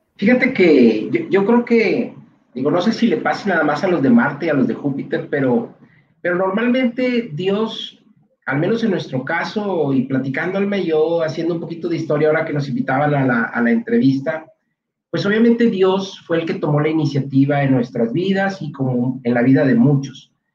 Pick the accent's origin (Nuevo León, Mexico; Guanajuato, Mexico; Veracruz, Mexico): Nuevo León, Mexico; Monterrey; somos de aquí en Monterrey, ambos nacimos aquí, aunque nuestros padres no son regiomontanos, pero sí ambos crecimos aquí